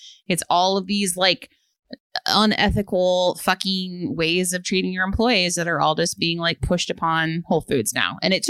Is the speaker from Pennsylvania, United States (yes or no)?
no; Chicago, Illinois, United States; I'm from Chicago myself, and I've lived in Logan Square area for 5 years